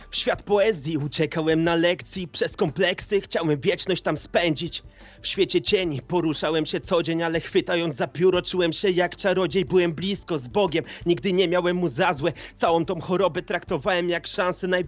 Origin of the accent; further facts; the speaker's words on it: Kalisz, Greater Poland, Poland; Jestem kaliszaninem, Polakiem, człowiekiem